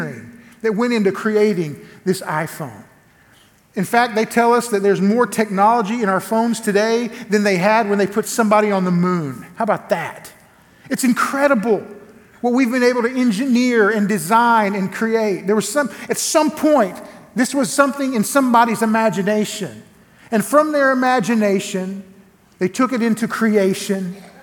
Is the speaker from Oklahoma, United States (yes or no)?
yes; Elgin, Oklahoma, United States; now in Lawton, United States; I come from a little place called Elgin, Oklahoma, same county where I'm pastoring at now. I live now in Lawton, Oklahoma. I'm at First Baptist Church of Lawton, Oklahoma. But I grew up just down the road in Elgin